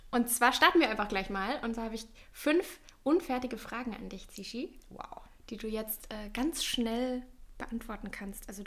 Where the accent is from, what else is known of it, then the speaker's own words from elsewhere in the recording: Eggenfelden, Bavaria, Germany; moved away; Eckenfelden. Eggenfelden, Bayern, Niederbayern. Um Niederbayern.